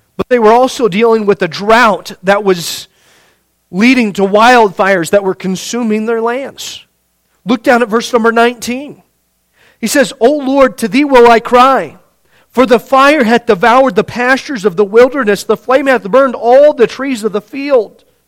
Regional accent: Indiana, United States; growing up in Indiana

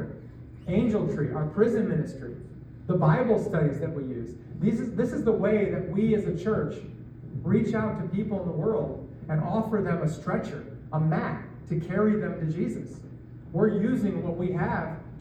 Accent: New York, United States; moved away as an adult; now in Iowa, United States; I grew up in New York, just outside the city, where there is traffic just about everywhere

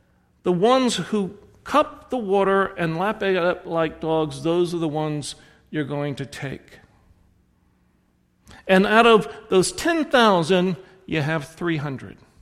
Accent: the South, United States; accent: southern; my southern accent

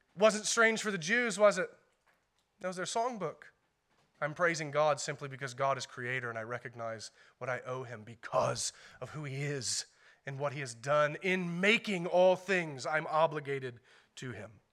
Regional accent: United States; as American Christians

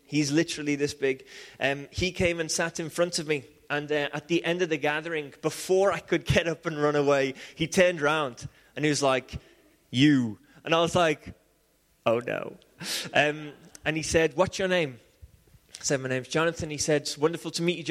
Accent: Liverpool, North West England, United Kingdom; I grew up in Liverpool

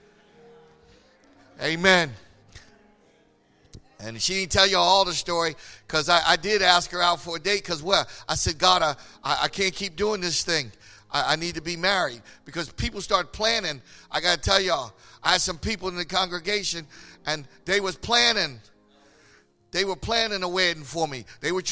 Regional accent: Philadelphia, Pennsylvania, United States; I'm from Philly

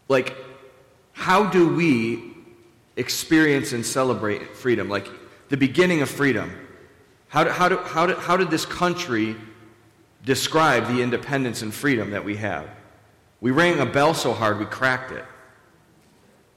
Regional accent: Buffalo, New York, United States; we're all from Buffalo and we're all very humble people

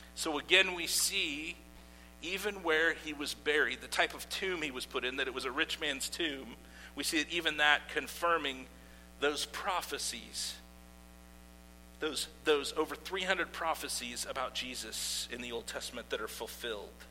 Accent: Iowa, United States; I grew up in Iowa

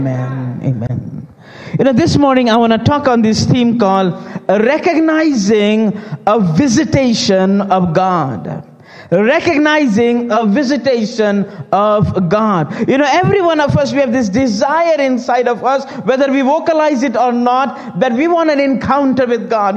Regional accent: India; now in United States; I'm Indian by race, Christian by grace, and American by craze. As born in India, and some years ago, me and our family, we moved to the United States

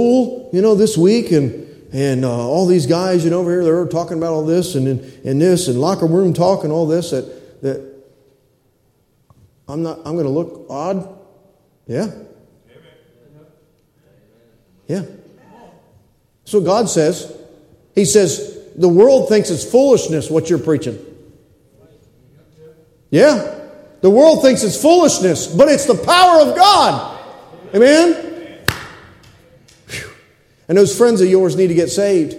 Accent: United States; I'm a red-blooded American male.

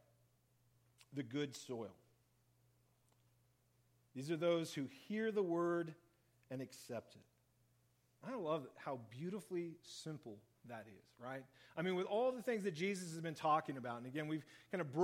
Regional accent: Central Oregon, United States; we were growing up in Central Oregon

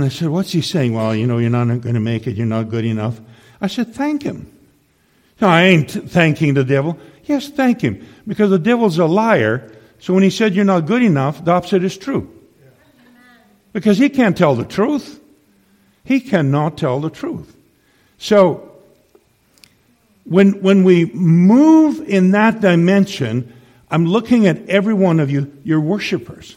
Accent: Saskatchewan, Canada; also born or lived in Tri-Cities; now in Kamloops, Canada; I come from Saskatchewan originally

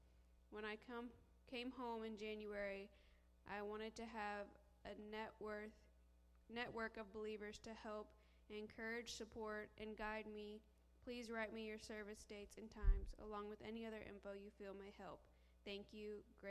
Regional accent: Illinois, United States; I am from Illinois, but I am home planning to pop or bluff for a fresh start.

